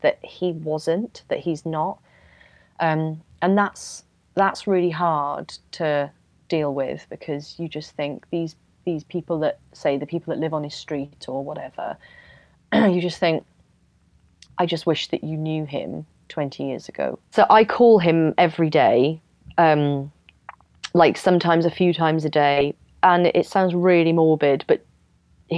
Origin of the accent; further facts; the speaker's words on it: Wales, United Kingdom; moved away as an adult; now in London, United Kingdom; I'm from Wales